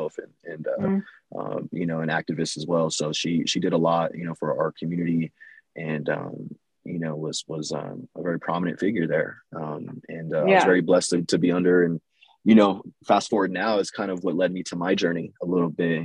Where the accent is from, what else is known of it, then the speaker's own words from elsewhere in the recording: Los Angeles, California, United States; moved away as an adult; also born or lived in New York City; I grew up in East LA, and then we slowly started making our way east, more east in the valley, and then kind of grew up in the San Gabriel Valley as well.